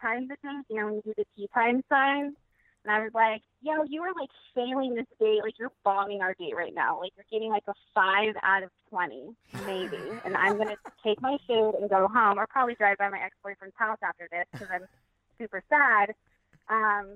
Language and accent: English; Oakland, California, United States; moved away as an adult; now in Seattle, United States; I'm actually from East Oakland, but I live in Seattle now